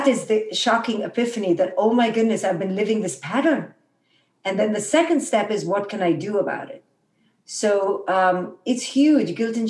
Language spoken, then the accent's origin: English; India; moved away; when I was raised in India